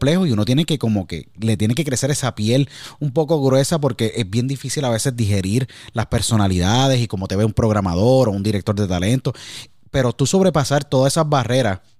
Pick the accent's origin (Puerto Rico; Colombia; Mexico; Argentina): Puerto Rico; San Juan; yo nací en San Juan, me crié en San Juan, estudié en la Academia Nuestra Señora de la Providencia, la Providencia de Cupay, como tú decíamos, en, eh, decimos allá en San Juan.